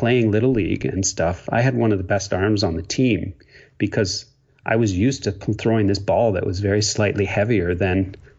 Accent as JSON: {"language": "English", "region": "Ontario", "country": "Canada", "tie": "born or raised there", "also_born_or_lived": "Quebec", "moved": "as an adult", "lives_now": "British Columbia, Canada", "said": "I grew up in a small town in Ontario. Yes, I'm a Canadian."}